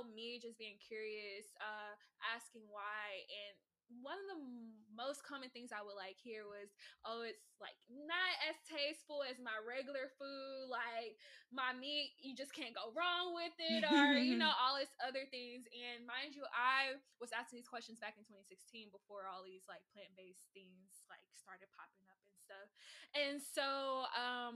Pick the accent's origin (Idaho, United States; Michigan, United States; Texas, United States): Texas, United States; Houston; I'm Houston born and raised.